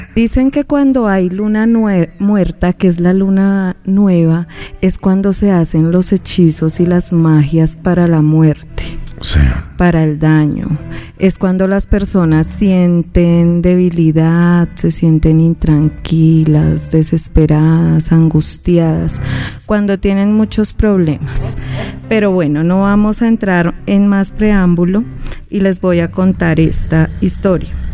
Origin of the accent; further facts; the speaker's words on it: Llanos Orientales, Colombia; una de las historias más contadas de mi tierra, ¿no? De todo el llano